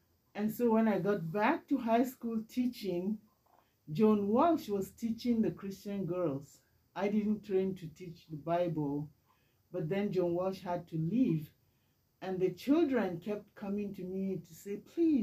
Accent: Nigeria; moved away as an adult; now in Canada; I was born and raised in Nigeria many years ago

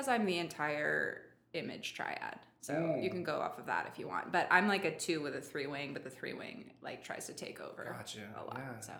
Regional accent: Los Gatos, California, United States; moved away as an adult; also born or lived in Seattle, Washington / Oregon / Portland; now in San Diego, United States; I'm from the Bay Area, San Jose, Los Gatos, technically, California. Okay. But my parents, I was born up in the Pacific Northwest in Seattle, and my parents love it up there. And so I grew up, they moved down so we could be near grandparents

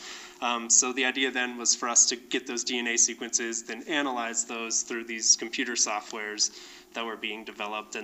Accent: Albuquerque, New Mexico, United States; So I was born and raised in the foothill of the Sandia Mountains in Albuquerque, New Mexico.

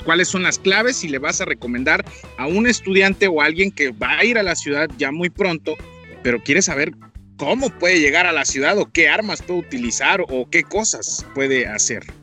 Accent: Matamoros, Chiapas, Mexico; moved away as an adult; en mi pueblito ah, que se llama Matamoros

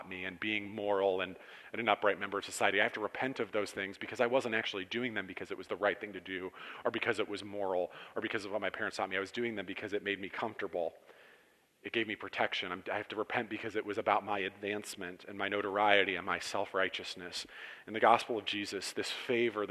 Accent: Cortland, New York, United States; I was raised in Cortland in a fairly good home

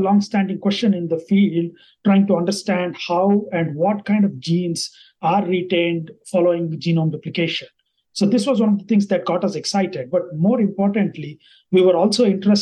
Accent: India; first language Kannada; English is a second language; moved away as an adult; also born or lived in Bangalore, India / Lincoln, Nebraska, United States; now in New York City, United States; I am originally from India

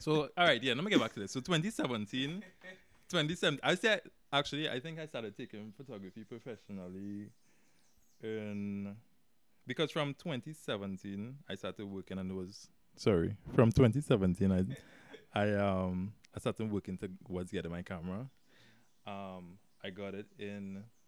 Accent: Sangre Grande, Trinidad & Tobago; I was born here right in Trinidad in San uh uh-huh. Randy. I grew up there my life

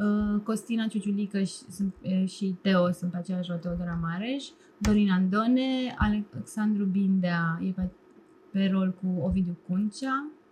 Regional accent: Romania; Eu cred că sunt mai român decât foarte mulți români

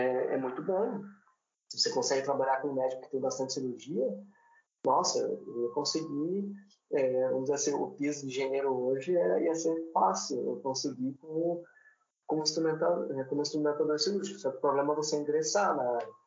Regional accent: Paranaguá, Paraná, Brazil; also born or lived in Curitiba; Eu sou natural de Curitiba, mas eu fui morar bem novo em Paranaguá, minha família é de Paranaguá

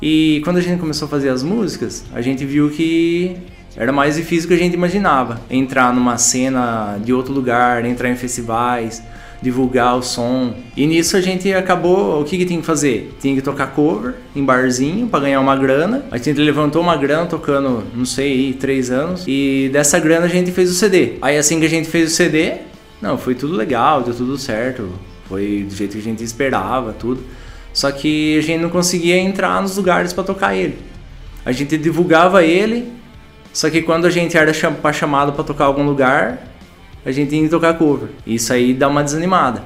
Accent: Torrinha, São Paulo, Brazil; also born or lived in Brotas; sou de Torrinha, com o pé em Brotas

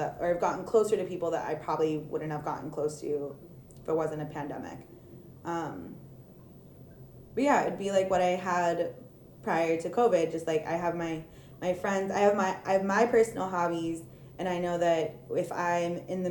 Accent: California, United States; moved away; if I were back in California

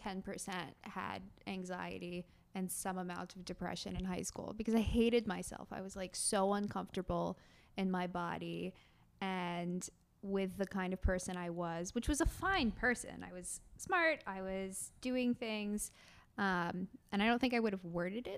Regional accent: Westchester, New York, United States; also born or lived in Brooklyn; I'm from the suburbs, Westchester

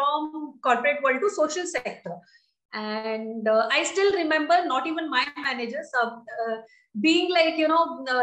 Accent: Dandeli, Karnataka, India; moved away as an adult; also born or lived in Bangalore; I'm born and brought up in Dandeli, lovely place in North Karnataka

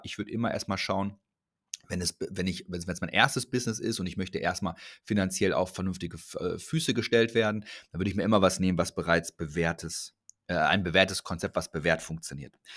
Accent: Ruhr area, North Rhine-Westphalia, Germany; Ich komme aus dem Ruhrgebiet, ist ein bisschen mehr so hands-on. Ich spreche ein bisschen anders

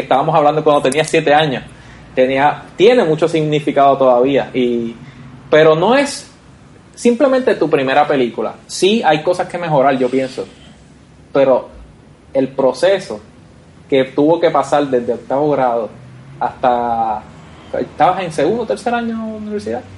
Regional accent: Vega Baja, Puerto Rico; nosotros somos de Vega Baja

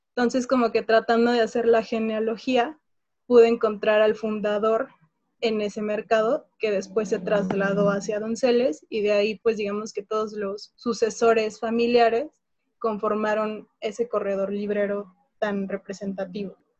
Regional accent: Mexico; soy historiadora, soy mexicana

